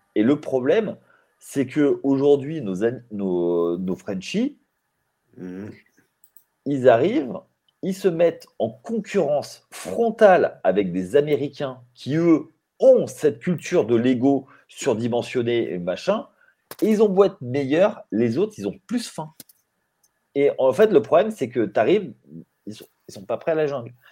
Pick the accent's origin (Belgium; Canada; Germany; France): France; Limoges, Nouvelle-Aquitaine; nous ici à Limoges, parce que moi je suis de Limoges